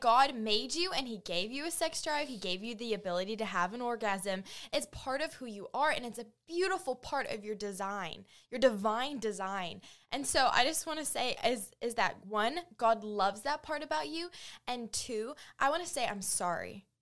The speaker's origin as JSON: {"language": "English", "country": "New Zealand", "tie": "born or raised there", "moved": "as an adult", "lives_now": "United States", "said": "I grew up in New Zealand on a farm"}